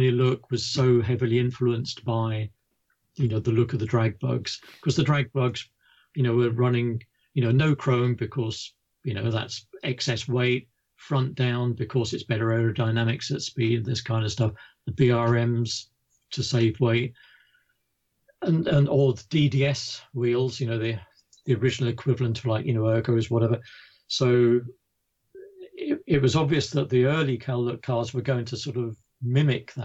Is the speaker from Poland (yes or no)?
no; United Kingdom; being a Brit